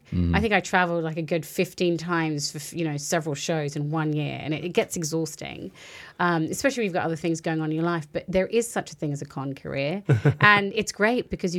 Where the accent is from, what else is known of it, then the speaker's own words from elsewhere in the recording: Australia; also born or lived in Fiji; now in United States; Now, I was born in the Fiji Islands, raised in Australia.